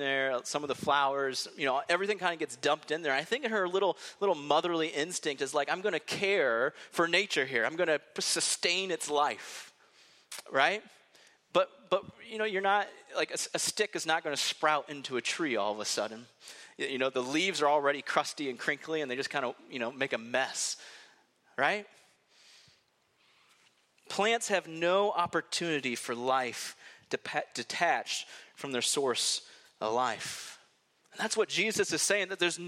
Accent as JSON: {"language": "English", "region": "Iowa", "country": "United States", "moved": "yes", "said": "I'm from Iowa"}